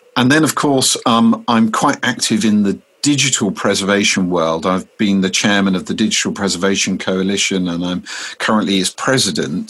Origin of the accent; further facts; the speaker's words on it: Deal, South East England, United Kingdom; my hometown of Deal's public library